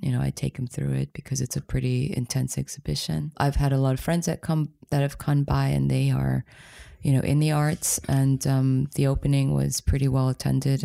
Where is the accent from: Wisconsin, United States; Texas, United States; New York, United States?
New York, United States; New York City area, United States; moved away as an adult; also born or lived in Poland / Germany; growing up in America, especially in the New York City area